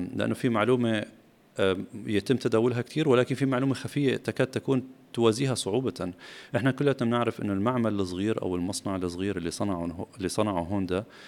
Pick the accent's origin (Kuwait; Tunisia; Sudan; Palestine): Palestine; كوني فلسطيني ومناصر لبلدي واهلي